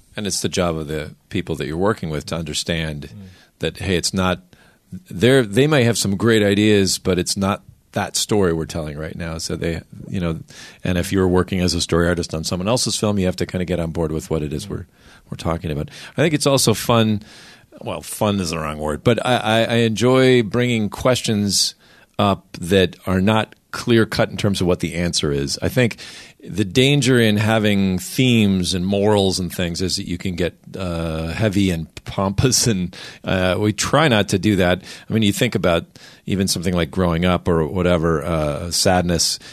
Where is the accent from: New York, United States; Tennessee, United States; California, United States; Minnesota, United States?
Minnesota, United States; I grew up in Minnesota where the idea was you don't want to argue with people.